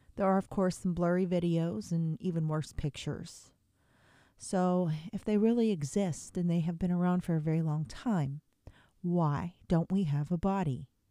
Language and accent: English; Altoona, Pennsylvania, United States; moved away; I'm actually from the Altoona, Pennsylvania area originally, um, at least growing up, that's where I was from